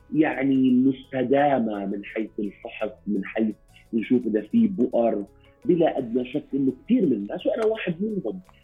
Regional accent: Jordan; عندنا في الاردن

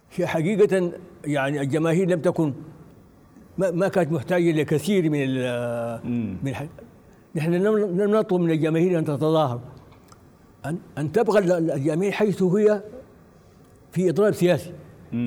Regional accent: Sudan; نحن في السودان

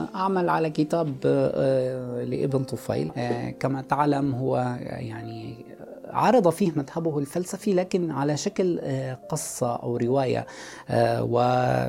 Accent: Sweida, As-Suwayda Governorate, Syria; moved away as an adult; also born or lived in Jaramana; now in France; عشت طفولتي كلها في في الريف في في في اقصى الجنوب السوري

